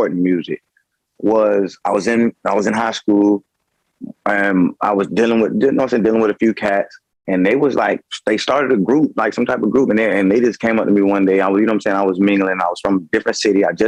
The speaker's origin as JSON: {"language": "English", "town": "Tarpon Springs", "region": "Florida", "country": "United States", "said": "I'm coming from Tarpon Springs, Florida, man. Small city"}